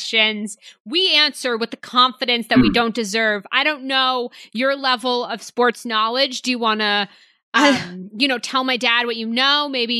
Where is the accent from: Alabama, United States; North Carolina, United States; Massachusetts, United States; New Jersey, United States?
Massachusetts, United States; Boston; I'm from Boston